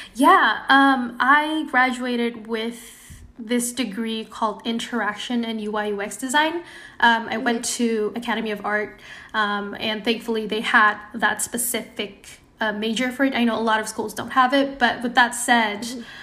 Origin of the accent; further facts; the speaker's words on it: Indonesia; moved away as an adult; now in Bay Area, United States; I was born and raised in Indonesia.